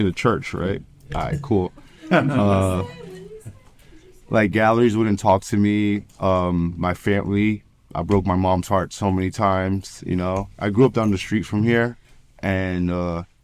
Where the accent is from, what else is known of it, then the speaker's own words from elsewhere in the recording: New York, United States; I'm from New York